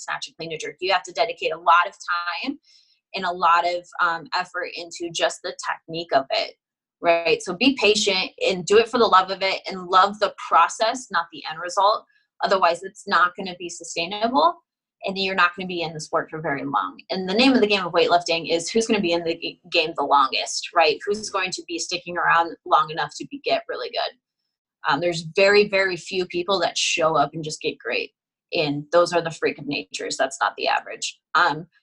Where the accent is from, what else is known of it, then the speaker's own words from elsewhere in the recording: Nebraska, United States; moved away as an adult; also born or lived in Houston, Texas; now in Arizona, United States; I was born and raised in Nebraska, right? Nebraska my whole life